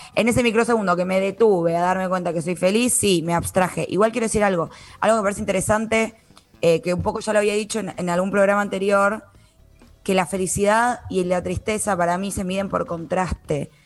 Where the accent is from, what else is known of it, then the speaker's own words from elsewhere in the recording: Buenos Aires, Argentina; Yo, por ejemplo, nací en Capital Federal, todo lo que vos quieras, siempre viví ahí